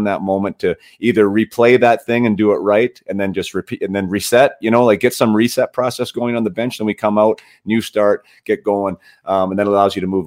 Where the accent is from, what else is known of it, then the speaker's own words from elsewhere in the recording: Canada; As a Canadian and as a faithful Canadian, a loyal Canadian